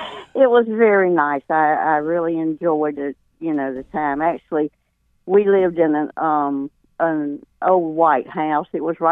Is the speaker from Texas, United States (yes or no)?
no; Raleigh, North Carolina, United States; now in Willow Spring, United States; I grew up in Raleigh, and actually we lived right across the street from St. Mary's College.